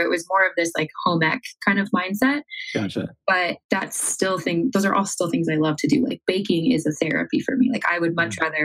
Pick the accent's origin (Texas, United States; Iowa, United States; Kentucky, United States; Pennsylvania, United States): Iowa, United States; Iowa on a farm.